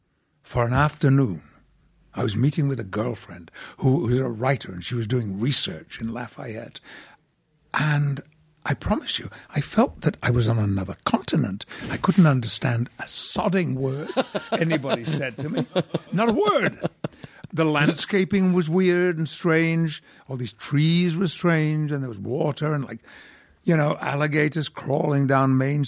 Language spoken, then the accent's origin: English; Yorkshire and the Humber, United Kingdom; When people ask me where I come from in England, I'm a Yorkshireman.